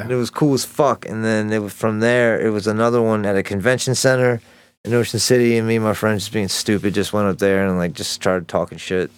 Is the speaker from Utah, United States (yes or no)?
no; Elkridge, Maryland, United States; I grew up right outside of Baltimore, like, um, in a small town, Elk Ridge, Maryland.